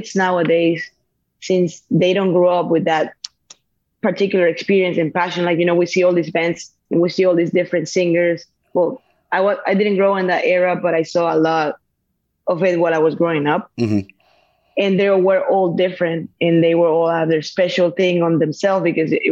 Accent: Venezuela; moved away as an adult; I'm from Venezuela.

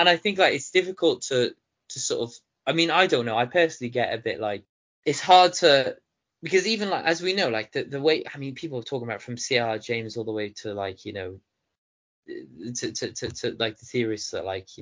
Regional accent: Baghdad, Baghdad Governorate, Iraq; moved away; I was born in Baghdad

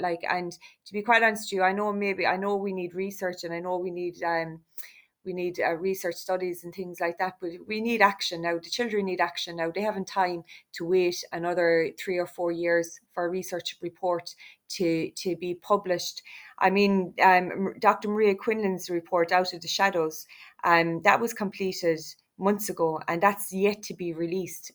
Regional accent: Ireland; We are Irish travellers. We are a significant part um, of Irish society

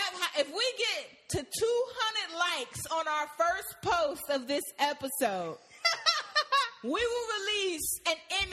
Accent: Maryland, United States; now in Atlanta, United States; Because you got to think, I moved to Atlanta from Maryland.

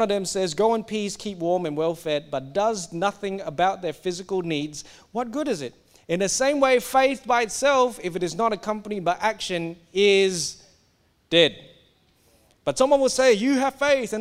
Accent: Singapore; now in Australia; I grew up in Singapore. I'm meant to be Singaporean. I'm now Australian

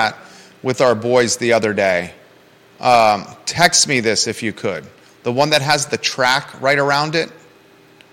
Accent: Williamsburg, Virginia, United States; now in Charlottesville, United States; I grew up in Williamsburg, Virginia

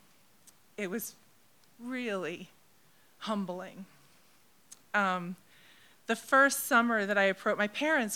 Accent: MetroWest, Massachusetts, United States; also born or lived in Crozet, Virginia; now in Cape Cod, United States; I grew up off Cape in Metro West area

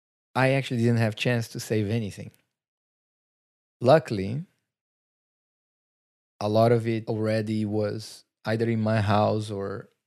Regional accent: Brazil; English is a second language; We moved from our countries. You come from New Zealand. I come from Brazil.

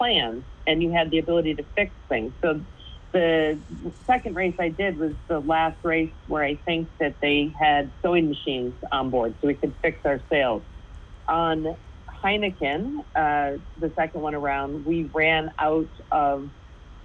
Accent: United States; being American

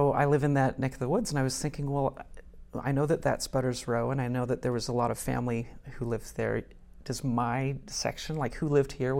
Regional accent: Tennessee, United States; moved away as an adult; also born or lived in North Woburn, Massachusetts; now in Wilmington, United States; No, I'm from Tennessee.

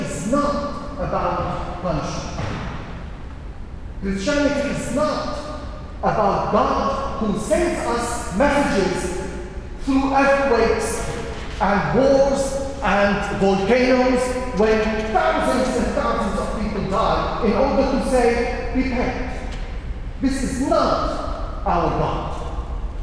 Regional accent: Syria; now in London, United Kingdom; In my hometown and in the town in the neighborhood where I was born and raised

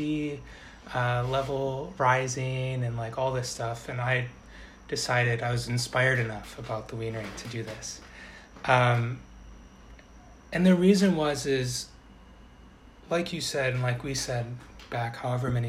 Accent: outside of Milwaukee, Wisconsin, United States; moved away; I grew up outside of Milwaukee

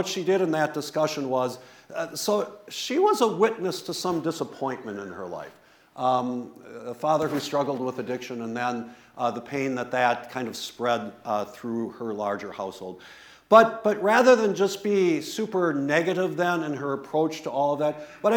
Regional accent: West Bend, Wisconsin, United States; I grew up in West Bend, Wisconsin, which when I was growing up was like totally German

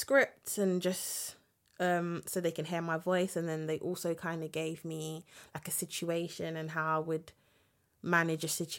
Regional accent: London, United Kingdom; obviously I'm from London

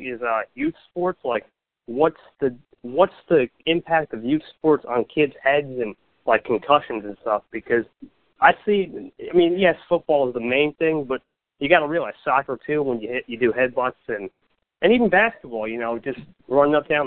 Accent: New Jersey, United States; I'm from New Jersey

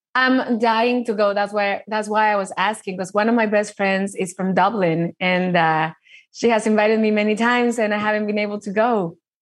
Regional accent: Mexico; I grew up in Mexico

